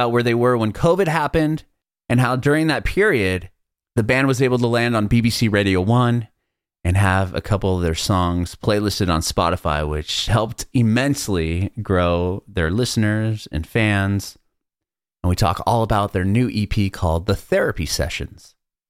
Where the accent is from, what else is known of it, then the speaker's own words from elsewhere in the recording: San Diego, California, United States; moved away as an adult; now in Nashville, United States; I'm from San Diego in California, and I recently moved to Nashville, Tennessee